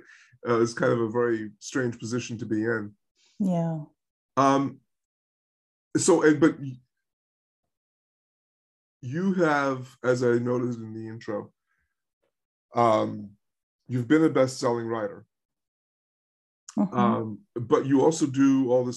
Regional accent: United States; moved away; I'm an American writer, I'm writing for an American audience

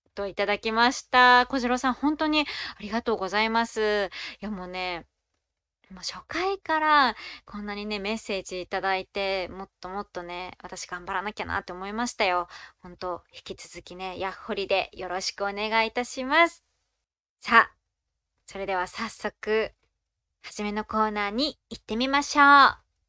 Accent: Hiroshima, Japan; 私の出身地である広島

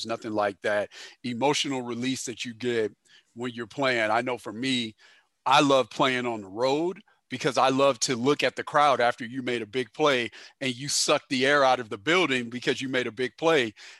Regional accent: St. Louis, Missouri, United States; also born or lived in Southern California; I wanted to be growing up born in St. Louis, did some growing up in Southern California as well.

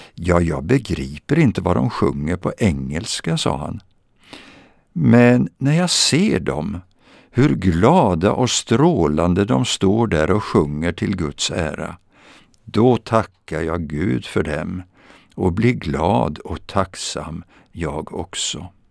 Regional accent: Vadstena, Östergötland, Sweden; Vadstena i centrum. Där växte jag upp

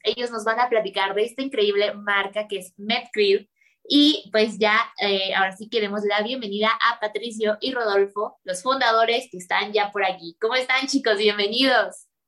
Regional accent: Mexico; como mexicanos, pues es nuestra cultura

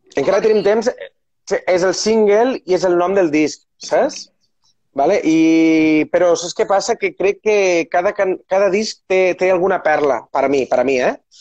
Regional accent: Terres de l'Ebre, Catalonia, Spain; sóc de les Terres de l'Ebre

